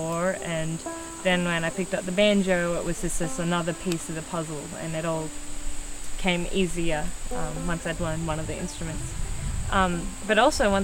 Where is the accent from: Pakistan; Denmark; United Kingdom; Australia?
Australia; moved away; I'm from Australia, and my dad got really into bluegrass music back in the 70s.